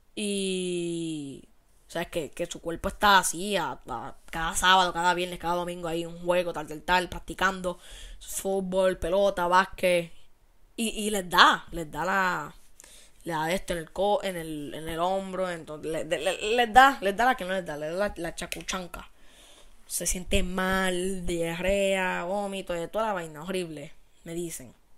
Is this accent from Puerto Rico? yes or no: yes; Puerto Rico; somos ciudadanos de Estados Unidos